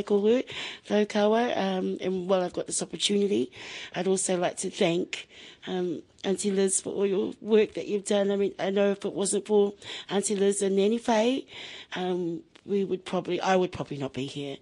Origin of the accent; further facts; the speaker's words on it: Masterton, Wellington, New Zealand; now in Wainuiomata, New Zealand; I am born and bred in Masterton, but my heart is here in Wainuiomata